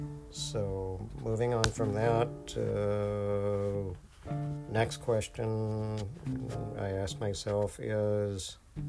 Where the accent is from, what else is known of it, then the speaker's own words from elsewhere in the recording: Electra, Texas, United States; my hometown, Electra, Texas